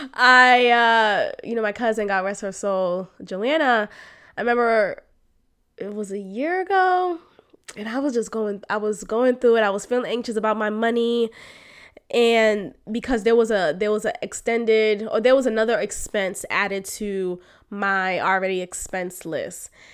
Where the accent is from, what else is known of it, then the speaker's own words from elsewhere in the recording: Boston, Massachusetts, United States; moved away; the family that I grew up with in Boston